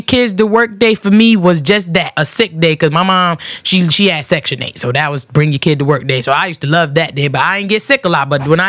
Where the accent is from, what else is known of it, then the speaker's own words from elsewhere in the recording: Connecticut, United States; also born or lived in Georgia; I was born in Georgia, but I was raised in Connecticut.